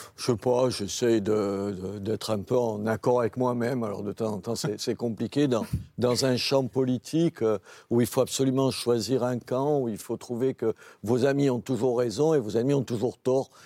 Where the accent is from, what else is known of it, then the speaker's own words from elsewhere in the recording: Béziers, Occitania, France; Je suis maire de Béziers parce que je suis de Béziers